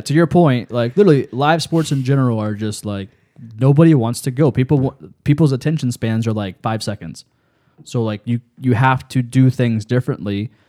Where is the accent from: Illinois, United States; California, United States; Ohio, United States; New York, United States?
Ohio, United States; Lancaster; I grew up on the Fairfield County Fair in Lancaster